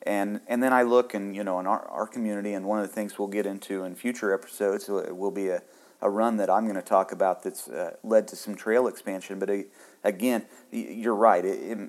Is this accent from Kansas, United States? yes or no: yes; Kansas, United States; now in Indiana, United States; But I'm originally from Northwest Kansas, and you know, and now I'm here in Indiana